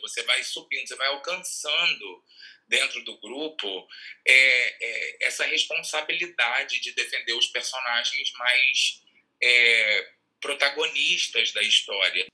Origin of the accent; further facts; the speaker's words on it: Rua do Gás, next to the Goytacaz field, Rio de Janeiro, Brazil; eu sou nascido e criado na Rua do Gás